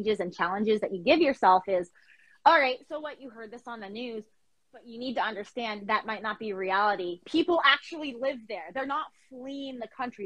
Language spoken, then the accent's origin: English; New Mexico, United States; moved away; also born or lived in Florida; I'm not exactly from Florida, I'm from New Mexico.